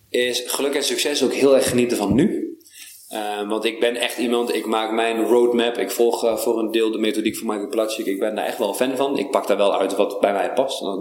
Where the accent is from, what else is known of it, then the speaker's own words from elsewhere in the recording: Netherlands; We zijn Nederlanders